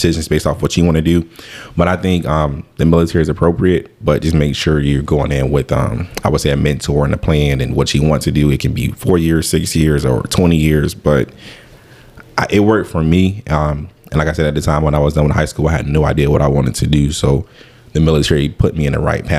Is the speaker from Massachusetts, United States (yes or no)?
no; Tampa, Florida, United States; growing up in Waimama, Tampa, Blasi